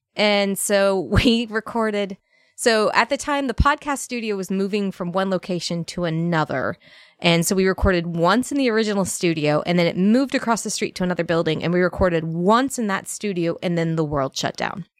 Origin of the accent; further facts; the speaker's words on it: Northern Virginia, United States; moved away as an adult; also born or lived in Alabama; I grew up in Northern Virginia, a very bougie, uh, Northern Virginia town.